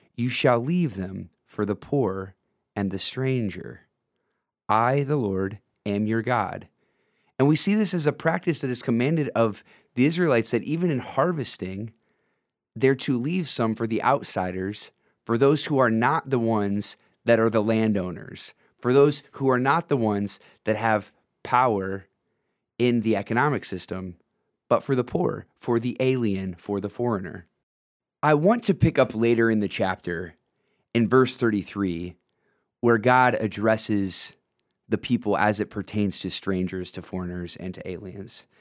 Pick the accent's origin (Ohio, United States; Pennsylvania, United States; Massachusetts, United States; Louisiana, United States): Ohio, United States; Northwest; I grew up in Northwest Ohio